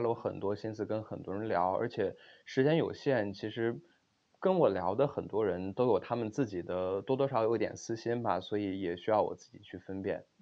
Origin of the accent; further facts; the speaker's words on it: Xi'an, Shaanxi, China; moved away as an adult; also born or lived in Beijing; now in Stanford, United States; 我是西安人